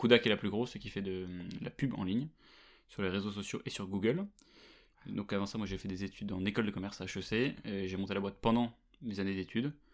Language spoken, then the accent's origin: French; Versailles, Île-de-France, France; j'ai grandi à Versailles